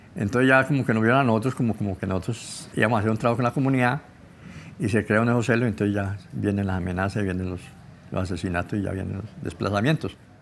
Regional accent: Buenos Aires, Valle del Cauca, Colombia; Nací en Buenos Aires, Valle del Cauca

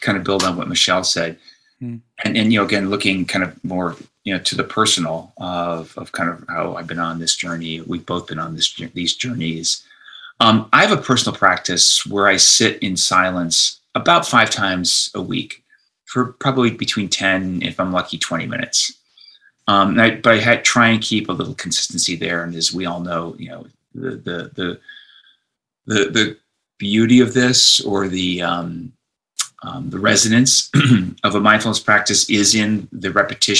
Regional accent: Detroit, Michigan, United States; moved away as an adult; also born or lived in East Coast of the United States / San Francisco, California; I was born and raised outside Detroit, Michigan

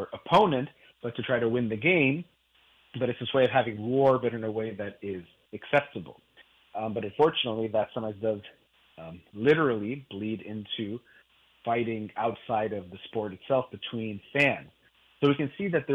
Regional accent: United States; I'm Iranian, from my parents both being Iranian. I was born in the United States

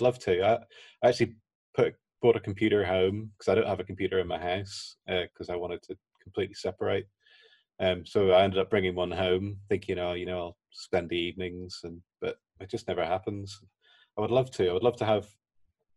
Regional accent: Belfast, Northern Ireland, United Kingdom; I'm from Belfast

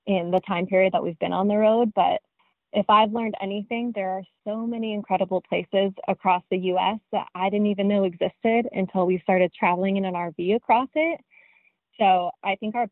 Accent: Colorado, United States; moved away; also born or lived in Arizona; I'm from Colorado and then moved to Arizona

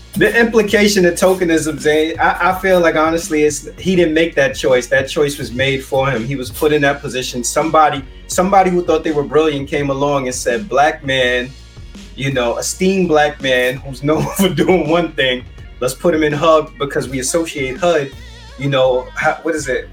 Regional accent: New York City, New York, United States; I grew up in the South Bronx, went to school in the South Bronx

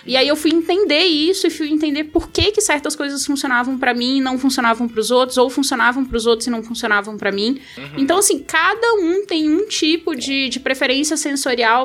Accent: Rio de Janeiro, Brazil; moved away as an adult; now in Brasília, Brazil; Eu sou carioca

